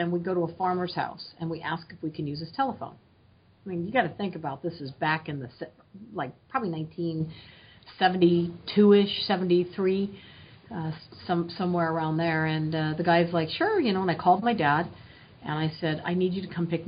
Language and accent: English; Oregon, United States; I grew up in Oregon, out in the country